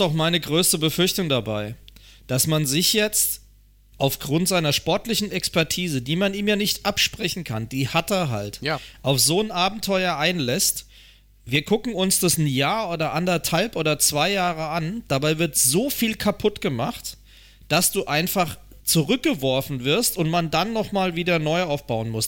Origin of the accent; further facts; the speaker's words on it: Germany; als Deutscher